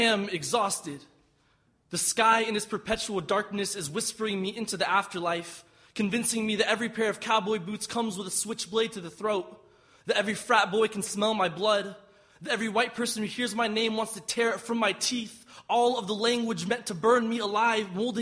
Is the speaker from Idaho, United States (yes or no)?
no; Austin, Texas, United States; I'm from Austin, Texas.